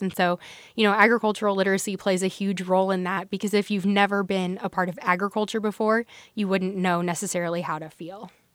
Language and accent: English; Nebraska, United States; My journey with agriculture began, um, in the town of Tape Rock. So I grew up there